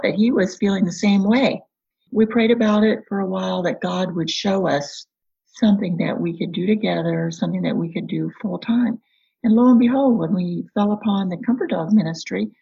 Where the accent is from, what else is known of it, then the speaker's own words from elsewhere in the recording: Kansas, United States; moved away as an adult; also born or lived in Michigan; I grew up in a small town in Kansas